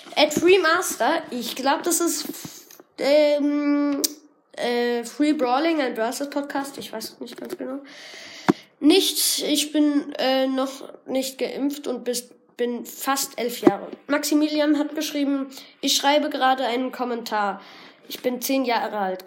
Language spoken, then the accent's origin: German; Germany; Ich bin in, der, in Deutschland geboren